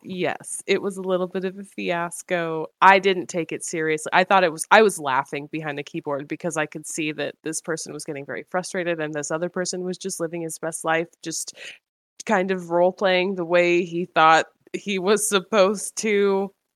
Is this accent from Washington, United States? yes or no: yes; Washington, United States; now in Georgia, United States; I'm in Georgia currently, but I'm going back to Washington where we're from